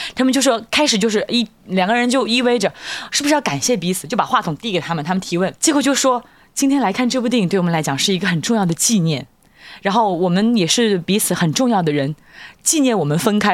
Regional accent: Hunan, China; accent: Hunanese; 按照我们湖南话讲

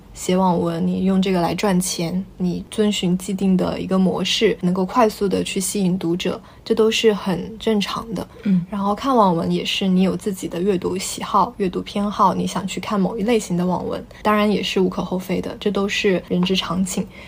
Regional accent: China; 作为中国人

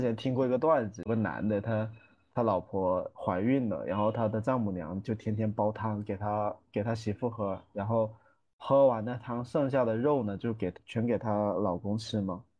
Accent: Guangdong, China; 我们广东人

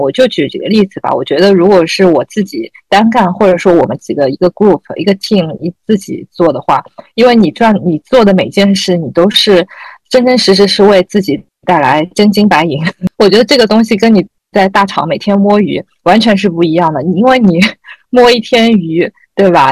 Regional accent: Shanghai, China; 我们三个其实应该都算土生土长的那个上海人

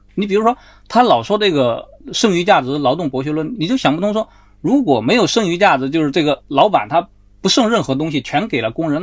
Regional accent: China; 我们现在所有中国人，我们都是在中国这片土地上长大的

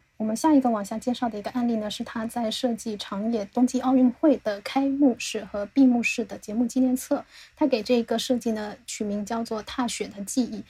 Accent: the South, southern China, China; 我们是南方人，我是没有，没有怎么见过雪

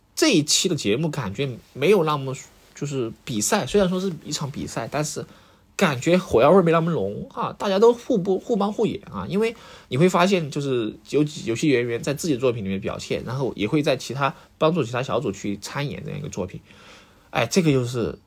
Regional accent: Sichuan, China; 作为一个四川人，我是能够听出来的

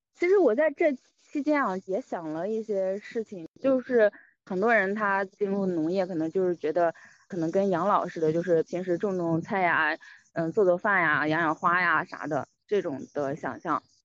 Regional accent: Fuyang, Anhui, China; moved away; 我是来自安徽濮阳

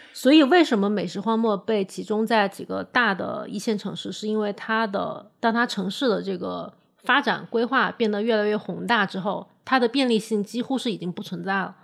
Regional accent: Changsha, Hunan, China; moved away; also born or lived in Beijing; 我作为一个长沙人，我每次回长沙

